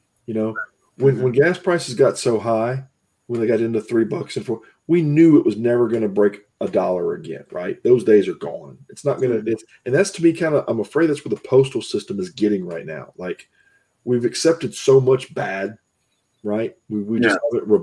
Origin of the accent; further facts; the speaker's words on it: the South, United States; I grew up in the South